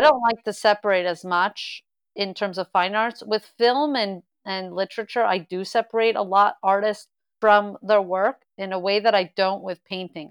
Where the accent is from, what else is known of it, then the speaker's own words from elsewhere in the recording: Montreal, Quebec, Canada; I'm from Montreal.